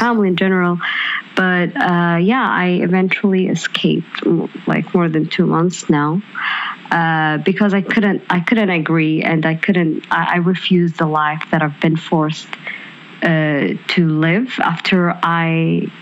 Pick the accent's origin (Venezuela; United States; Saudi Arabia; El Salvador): Saudi Arabia; English is a second language; moved away as an adult; I'm the first Saudi uh, who worked in uh, in Lyft